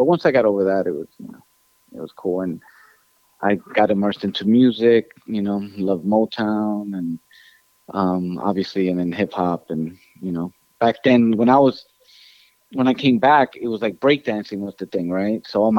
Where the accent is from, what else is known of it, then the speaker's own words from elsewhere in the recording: Ecuador; I think growing up in Ecuador, what I loved was having my grandparents